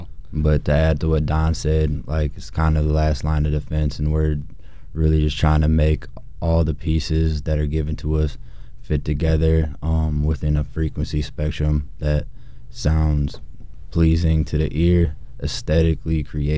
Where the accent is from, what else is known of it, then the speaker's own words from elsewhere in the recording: South Bend, Indiana, United States; I'm from South Bend, Indiana.